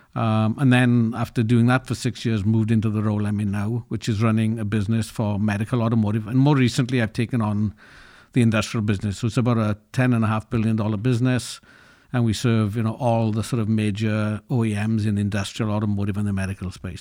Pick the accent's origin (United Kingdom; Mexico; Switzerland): United Kingdom; Llanelli, Wales; I grew up in Wales in a working-class town, Llanelli, which is known for its steelworks and its rugby teams.